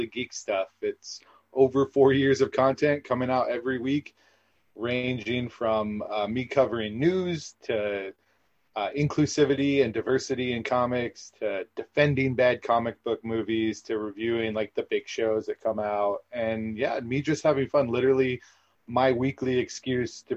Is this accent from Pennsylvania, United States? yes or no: no; Southern California, United States; I'm from Southern California